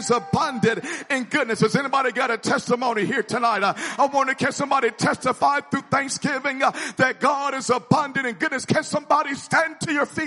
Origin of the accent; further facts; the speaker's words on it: Memphis, Tennessee, United States; where I grew up in Memphis